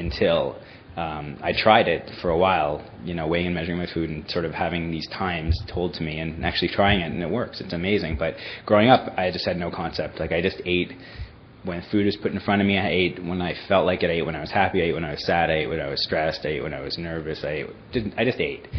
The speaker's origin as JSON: {"language": "English", "town": "Toronto", "region": "Ontario", "country": "Canada", "tie": "born or raised there", "moved": "yes", "said": "I grew up in Toronto, Canada"}